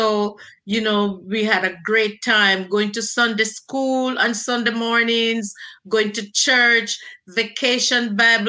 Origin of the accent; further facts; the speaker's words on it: Jamaica; moved away as an adult; now in United States; I was born and raised in Jamaica, had my basic education in Jamaica